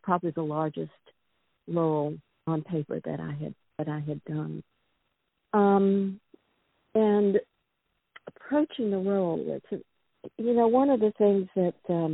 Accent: New Orleans, Louisiana, United States; now in New York, United States; I'm from the South. I'm from New Orleans.

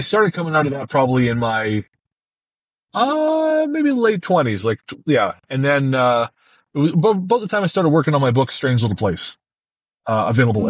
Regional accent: Revelstoke, British Columbia, Canada; moved away; I went back to Revelstoke, my hometown

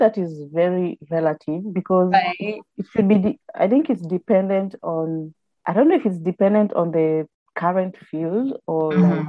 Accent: Kenya; moved away as an adult; also born or lived in United Kingdom; now in Newcastle, United Kingdom; I am Kenyan by birth, but a citizen of the world.

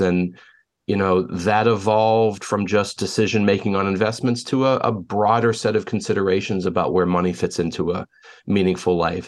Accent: Pittsburgh, Pennsylvania, United States; moved away as an adult; now in Chicago, United States; born and raised in Pittsburgh

